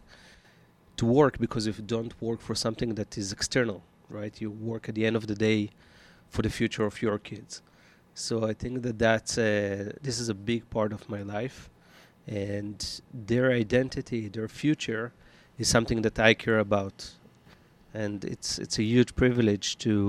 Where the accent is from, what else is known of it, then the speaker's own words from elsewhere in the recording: Israel; now in United States; I'm Israeli-American. I grew up in Israel, came to America